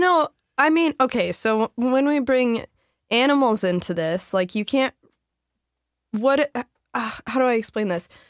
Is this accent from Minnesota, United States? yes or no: yes; Saint Paul, Minnesota, United States; I grew up in Lower Town, Saint Paul, in a building called The Northern.